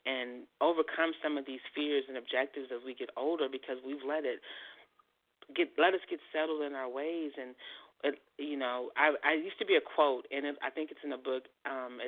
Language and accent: English; San Francisco, California, United States; I'm from San Francisco